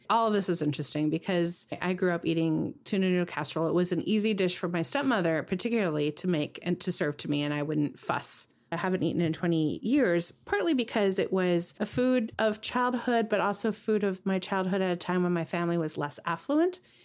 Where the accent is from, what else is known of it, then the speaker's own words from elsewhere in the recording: West Coast, United States; moved away; also born or lived in Midwest; I grew up knowing on the West Coast and even living in the Midwest.